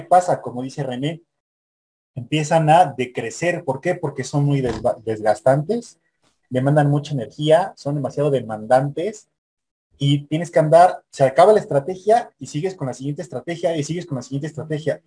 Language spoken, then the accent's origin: Spanish; Mexico; yo soy mexicano